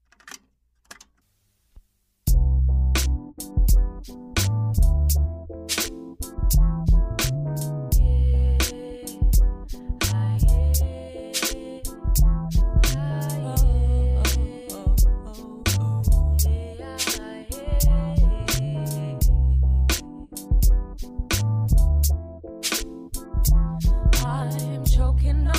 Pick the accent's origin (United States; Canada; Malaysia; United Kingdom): United Kingdom; London; I'm a Londoner.